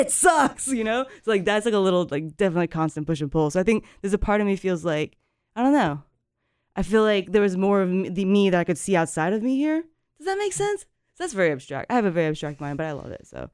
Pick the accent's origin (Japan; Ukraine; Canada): Japan; moved away as an adult; now in Carrboro, United States; I grew up, like I said, I grew up in Japan. I moved here